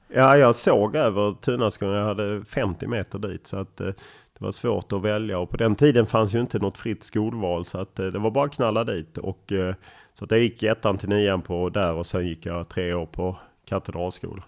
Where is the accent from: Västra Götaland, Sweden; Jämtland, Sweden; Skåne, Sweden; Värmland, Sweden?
Skåne, Sweden; Lund; moved away as an adult; also born or lived in Stockholm; Jag är uppvuxen på Tuna